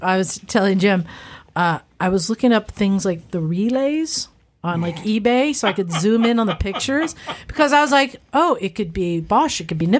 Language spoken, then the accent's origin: English; United Kingdom; So yeah, I'm British, 25% German, 12% Scandinavian.